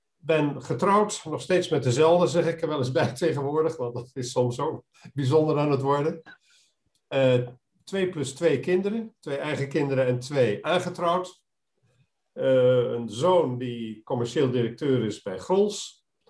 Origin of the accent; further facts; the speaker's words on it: Arnhem, Gelderland, Netherlands; moved away as an adult; also born or lived in Rotterdam; geboren in een pastorie, eh, opgegroeid in Arnhem